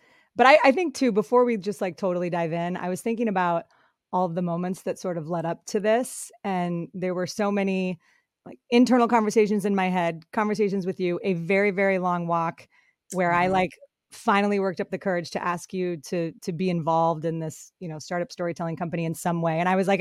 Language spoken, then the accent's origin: English; Colorado, United States; also born or lived in Michigan; now in San Francisco, United States; I live in San Francisco. I've got two young kids, an amazing husband named Chris. I grew up in Colorado and Michigan, went to Boston College, and my background is in sports broadcasting.